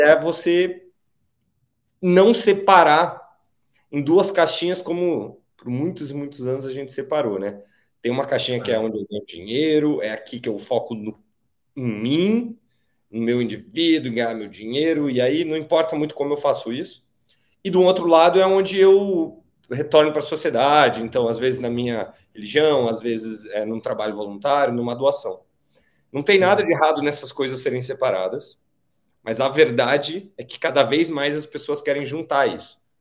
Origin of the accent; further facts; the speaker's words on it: Rio de Janeiro, Brazil; now in São Paulo, Brazil; eu nasci no Rio de Janeiro, apesar de morar aqui em São Paulo já há alguns anos